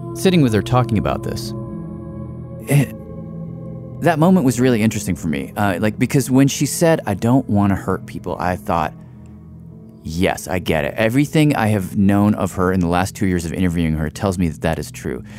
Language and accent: English; Tennessee, United States; my home state of Tennessee